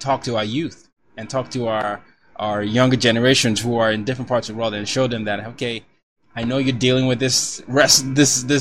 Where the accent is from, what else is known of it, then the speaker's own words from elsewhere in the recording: Nigeria; my background, I'm Nigerian